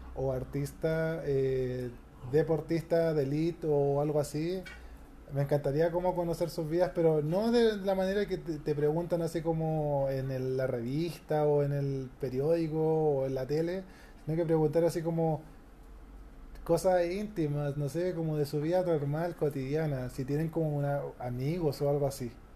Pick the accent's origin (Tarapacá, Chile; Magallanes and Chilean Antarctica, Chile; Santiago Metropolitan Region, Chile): Santiago Metropolitan Region, Chile; Santiago; Soy, de Santiago, la región metropolitana